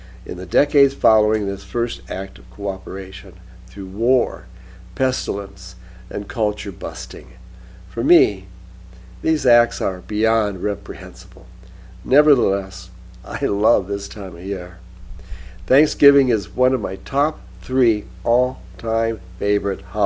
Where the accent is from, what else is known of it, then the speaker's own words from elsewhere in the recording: Michigan, United States; growing up in Michigan includes being cursed to lament the good old days when Bobby Lane led the mighty Lions